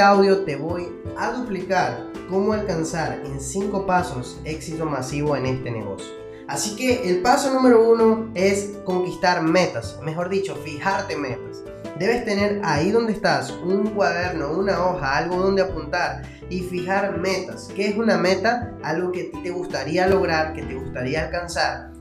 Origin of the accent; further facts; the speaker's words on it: Venezuela; now in Peru; yo soy venezolano, vivo en Perú